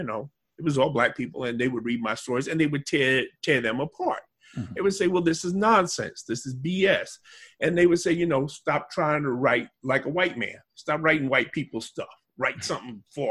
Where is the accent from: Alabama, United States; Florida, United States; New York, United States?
New York, United States; New York City; I grew up in Bedford-Stuyvesant, Brooklyn